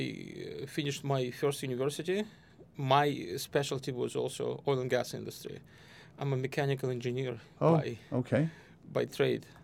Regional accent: Moscow, Russia; moved away as an adult; also born or lived in Wyoming, United States; now in United States; I was born in Moscow in Russia.

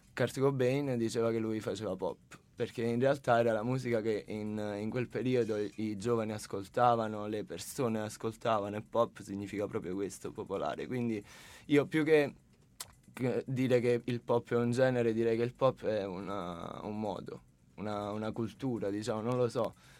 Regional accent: a town near Sala Consilina, Campania, Italy; del mio paese, diciamo, di un paese vicino al mio, che è Sala Consilina

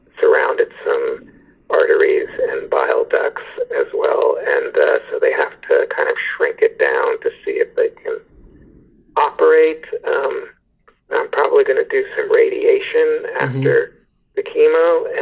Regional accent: San Francisco, California, United States; moved away as an adult; also born or lived in New York; I'm a San Francisco native

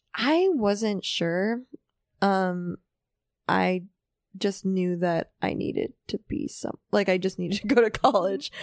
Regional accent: New York City, New York, United States; also born or lived in Manhattan; I grew up in Riverdale, which is more like suburb

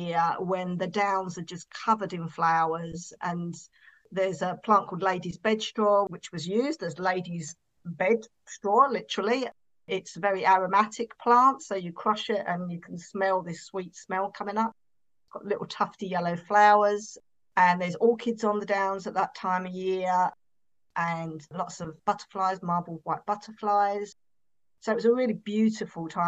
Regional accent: Essex, East of England, United Kingdom; I'm from Essex and we say things in strange ways.

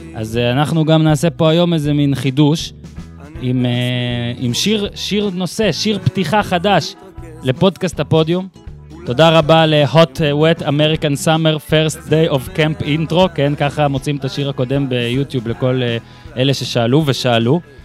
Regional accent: Northern Israel, Israel; אני מהצפון במקור

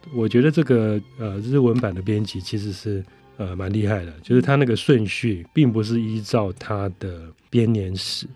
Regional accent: Taiwan; 我们台湾人

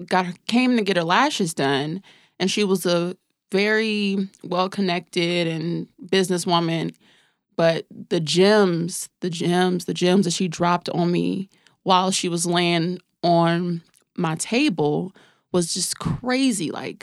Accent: San Bernardino, California, United States; I'm from San Bernardino, California.

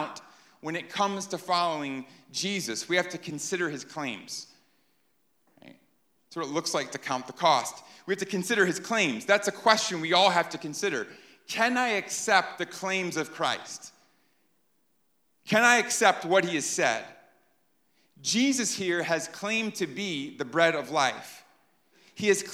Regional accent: New York, United States; moved away; I'm from New York

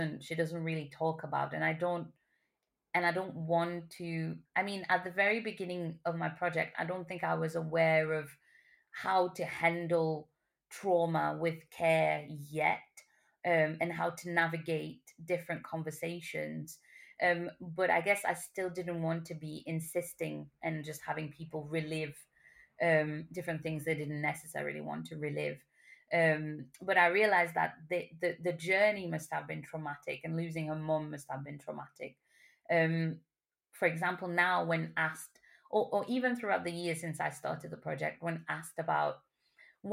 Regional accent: Mauritius; now in United Kingdom; I grew up more in Mauritian culture than Chagossian culture, I guess when I moved to the UK

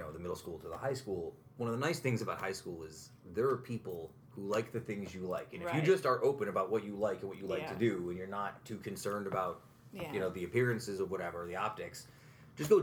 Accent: Utica, New York, United States; I'm a Proctor guy growing up

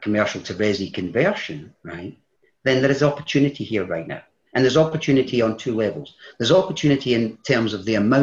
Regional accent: Scotland, United Kingdom; I'm Scottish

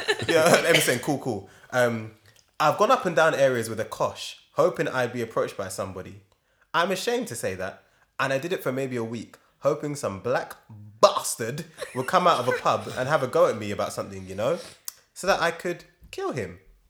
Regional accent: Northern Ireland, United Kingdom; And I come from a society. I grew up in Northern Ireland in the Troubles and that, you know.

